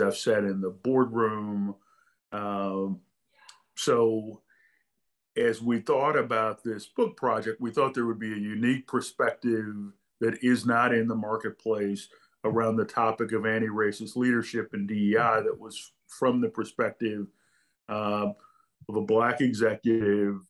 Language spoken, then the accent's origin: English; St. Louis, Missouri, United States; I grew up in St. Louis, Missouri, working class family